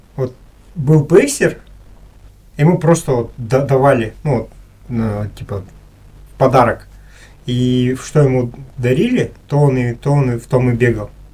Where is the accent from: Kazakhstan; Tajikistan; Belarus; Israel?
Kazakhstan; я, с казах, с Казахстана приехал